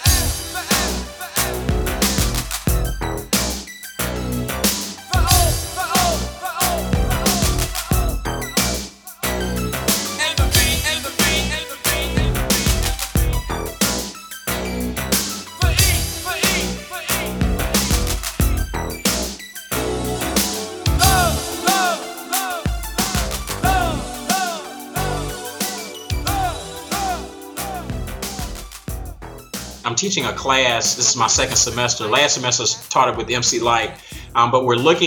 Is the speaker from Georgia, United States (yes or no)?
yes; Atlanta, Georgia, United States; Growing up in Atlanta